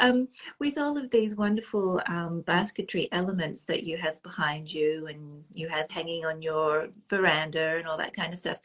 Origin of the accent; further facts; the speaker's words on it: Australia; now in Nova Scotia, Canada; because I'm now based in Nova Scotia, for our followers who may not be that familiar, Australian by birth, Nova Scotian currently